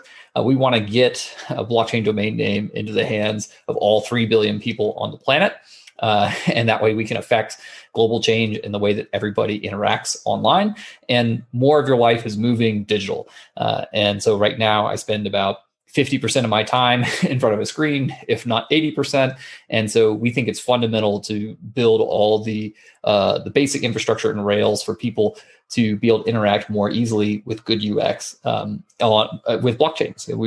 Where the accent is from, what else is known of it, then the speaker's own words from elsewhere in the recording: Atlanta, Georgia, United States; moved away as an adult; also born or lived in San Francisco; I grew up in Atlanta, Georgia, which is on the eastern side of the United States